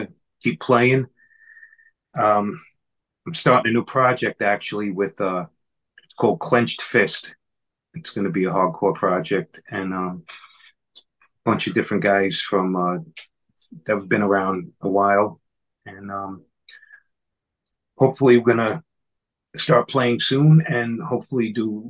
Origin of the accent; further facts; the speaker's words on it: New York City, New York, United States; accent: New York; I grew up in Ozone Park in Queens, New York. And I still live here.